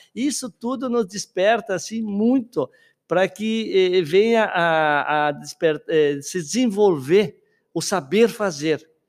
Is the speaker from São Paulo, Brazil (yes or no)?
no; Guaporé, Rio Grande do Sul, Brazil; moved away as an adult; na minha região que eu nasci, ali em Guaporé